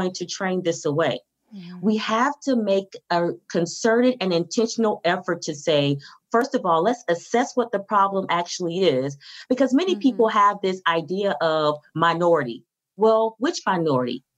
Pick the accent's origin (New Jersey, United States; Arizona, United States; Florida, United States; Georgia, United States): Florida, United States; Miami; I'm from Miami, Florida